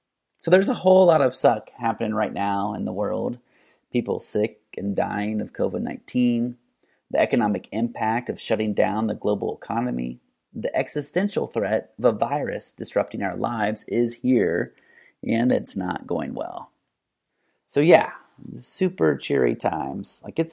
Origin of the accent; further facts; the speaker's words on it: Muncie, Indiana, United States; my hometown, Muncie, Indiana.